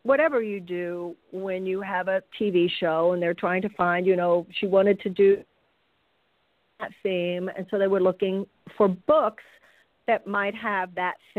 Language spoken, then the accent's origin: English; Houston, Texas, United States; moved away as an adult; now in California, United States; I was born and raised in Houston